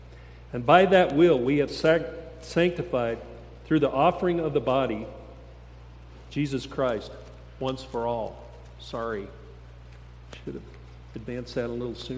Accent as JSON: {"language": "English", "town": "Steamboat Springs", "region": "Colorado", "country": "United States", "tie": "born or raised there", "said": "I grew up in Steamboat Springs a long time ago"}